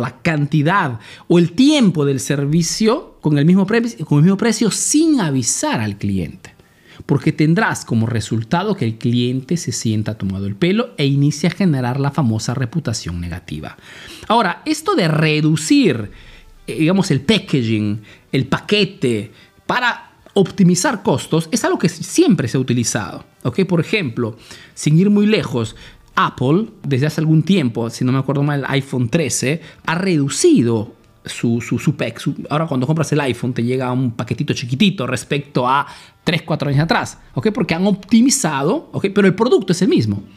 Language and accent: Spanish; Peru; now in Italy